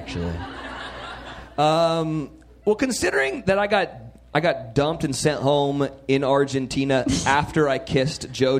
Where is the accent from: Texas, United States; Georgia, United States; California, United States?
California, United States; Central; I come from Central California.